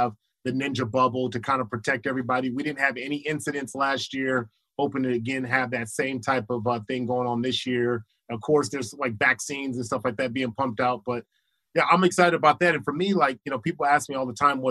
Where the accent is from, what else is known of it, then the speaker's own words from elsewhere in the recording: Los Angeles, California, United States; I was from Crenshaw